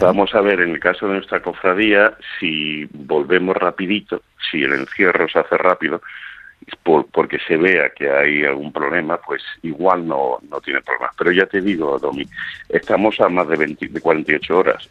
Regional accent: Seville, Andalusia, Spain; also born or lived in Toledo; now in United States; Yo soy sevillano cofraderamente, aunque por circunstancias de la vida nací en Toledo. Pero eh, soy sevillano de tradición

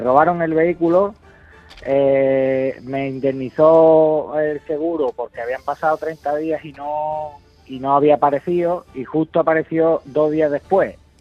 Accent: Álora, Andalusia, Spain; que es de donde soy yo

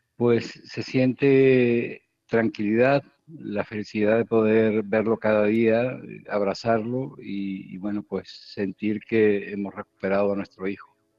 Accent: Spain; moved away as an adult; also born or lived in Kherson, Ukraine; como español te puedo hablar de mi vida allí. Allí eh, he vivido 10 años felices

